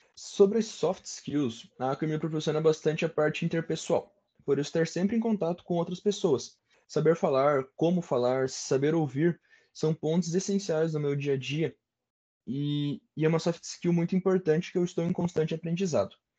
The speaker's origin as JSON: {"language": "Portuguese", "town": "Ponta Grossa", "region": "Paraná", "country": "Brazil", "tie": "born or raised there", "said": "eu sou natural de Ponta Grossa, nasci e cresci por aqui, morei alguns aninhos fora, mas acabei voltando para cá"}